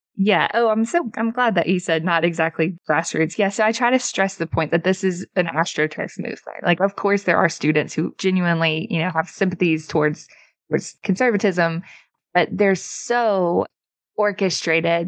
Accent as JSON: {"language": "English", "region": "Mississippi", "country": "United States", "tie": "born or raised there", "said": "my home state of Mississippi"}